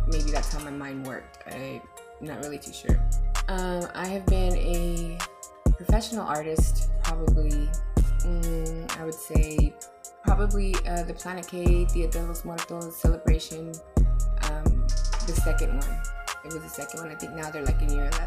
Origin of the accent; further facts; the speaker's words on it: San Antonio, Texas, United States; I'm from the West Side originally